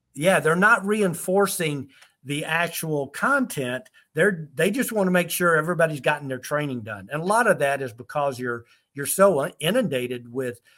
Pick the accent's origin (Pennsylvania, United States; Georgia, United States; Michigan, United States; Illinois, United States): Georgia, United States; College Park; now in Germany; i'm right there from college park riverdale area in the atlanta area uh, that's where I'm from originally